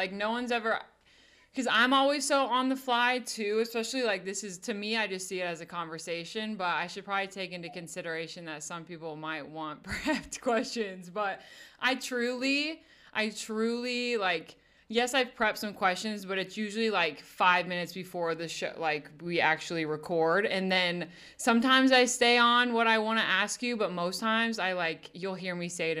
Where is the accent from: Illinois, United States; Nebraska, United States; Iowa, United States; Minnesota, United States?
Nebraska, United States; moved away; also born or lived in Kansas City; I'm from Nebraska, so I don't really care about the KU K-State rivalry